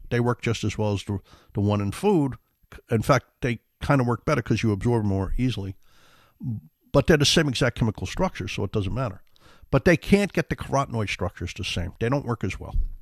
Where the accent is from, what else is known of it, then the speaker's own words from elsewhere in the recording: New York City, New York, United States; We grew up in the Bronx, South Bronx